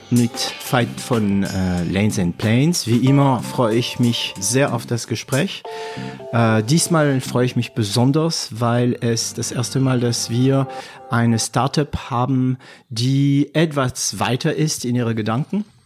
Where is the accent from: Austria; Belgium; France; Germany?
France; accent: French; German is a second language; mit meinem französischen Akzent. Mhm. Meine Studenten lachen sich immer kaputt, äh, wenn ich Englisch rede. Naja, auch wenn ich Deutsch rede